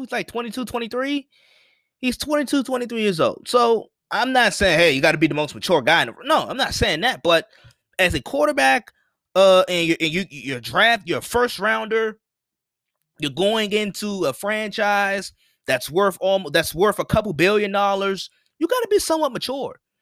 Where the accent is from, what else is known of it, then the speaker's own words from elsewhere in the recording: Washington, District of Columbia, United States; I'm from Washington D, I'm from D C, I'm from Washington D C